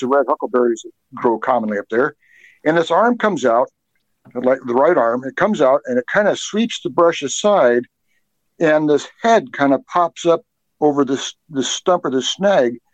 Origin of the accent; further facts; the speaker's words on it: Seattle, Washington, United States; now in Snohomish, United States; I'm actually from Seattle originally.